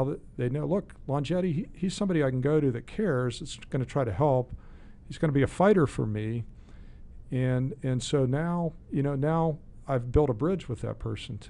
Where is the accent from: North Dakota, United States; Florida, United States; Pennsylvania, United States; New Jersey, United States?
Pennsylvania, United States; Sharpsville; Well, actually, kind of I grew up in Sharpsville.